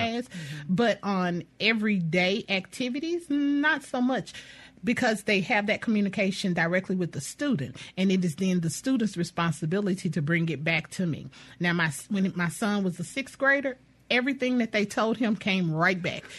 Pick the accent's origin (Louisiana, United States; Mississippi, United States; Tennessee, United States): Louisiana, United States; now in Jackson, United States; I'm a I'm a native of Louisiana